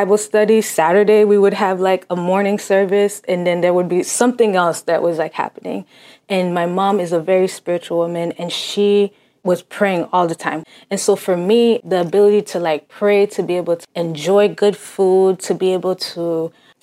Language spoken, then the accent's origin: English; Cambridge, Massachusetts, United States; first language Haitian Creole; English is a second language; I was born in Cambridge, Massachusetts, and my family's Haitian